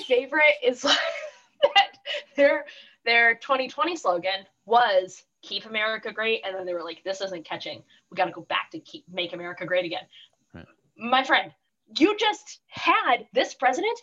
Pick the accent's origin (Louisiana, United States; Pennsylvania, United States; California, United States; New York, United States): California, United States; Oceanside; I grew up in Oceanside, which is a uh, San Diego in general, very strong military.